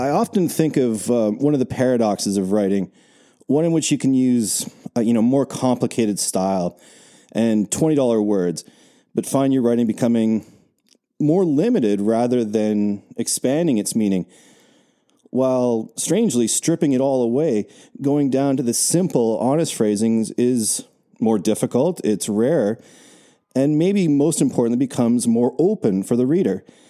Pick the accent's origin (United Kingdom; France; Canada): Canada; we're Canadian